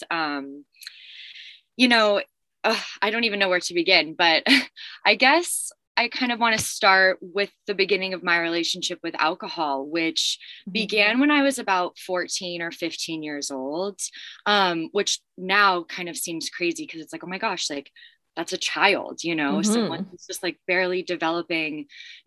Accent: Los Angeles, California, United States; growing up in Los Angeles and the community that I was in, it was very normalized to like experiment with drugs and alcohol.

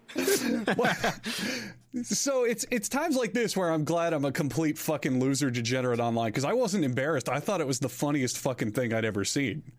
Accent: Florida, United States; I know a good amount of Spanish from high school, as well as growing up in Florida

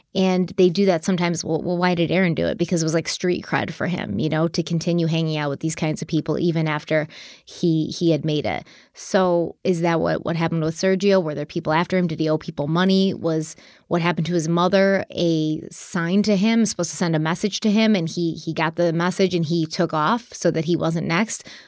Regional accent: Buffalo, New York, United States; the Buffalo Bills, which is my hometown football

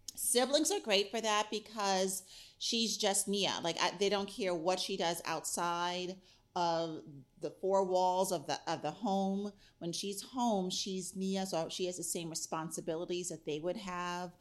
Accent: New York, United States; now in Pittsburgh, United States; I grew up in New York

